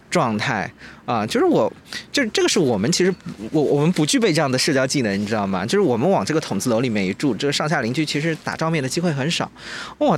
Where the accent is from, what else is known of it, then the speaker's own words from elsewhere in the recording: Jiangnan, China; 咱们江南人